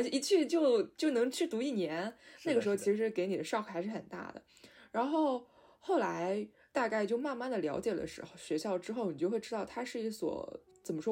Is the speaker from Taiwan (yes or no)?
no; Shanghai, China; 因为我是上海人嘛